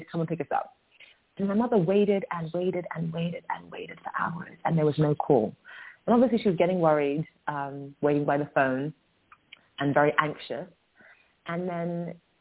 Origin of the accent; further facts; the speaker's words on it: London, United Kingdom; we were raised in London